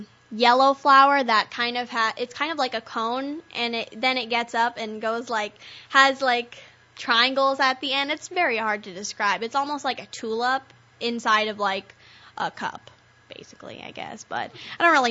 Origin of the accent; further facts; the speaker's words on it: San Diego, California, United States; moved away; my hometown and birthplace is actually San Diego, California